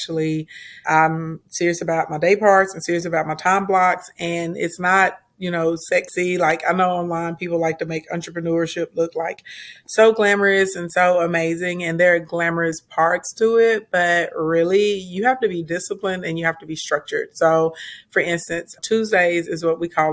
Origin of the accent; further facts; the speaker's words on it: Arkansas, United States; also born or lived in Little Rock, Arkansas; And I'm from Arkansas. Right now I reside inside of Little Rock, Arkansas. So I'm a country girl